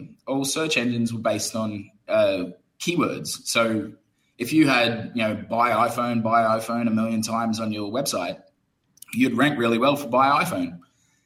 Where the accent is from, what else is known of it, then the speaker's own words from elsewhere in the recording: Brisbane, Queensland, Australia; moved away as an adult; also born or lived in United Kingdom; now in Phnom Penh, Cambodia; I'm originally from Brisbane, Australia, but I'm a software engineer and moved to the UK after I finished university